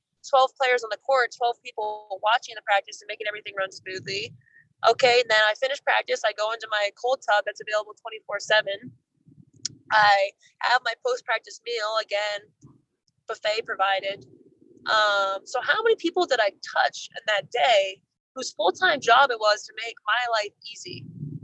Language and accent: English; New York, United States; moved away as an adult; being a New Yorker growing up in a more, aggressive, pressurized environment